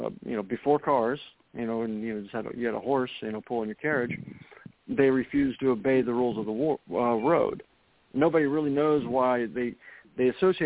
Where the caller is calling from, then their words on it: Florida, United States; I'm calling from Florida.